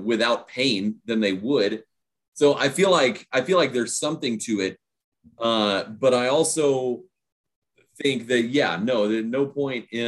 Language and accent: English; Houston, Texas, United States; I grew up in Houston